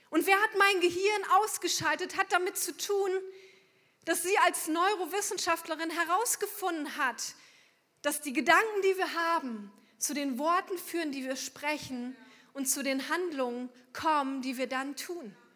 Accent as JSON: {"language": "German", "town": "Unna", "region": "North Rhine-Westphalia", "country": "Germany", "said": "extra angereist sind aus Unna. Es wird euch wahrscheinlich sehr wenig sagen, aber das ist der Ort, wo ich herkomme. 200 Kilometer ungefähr von hier."}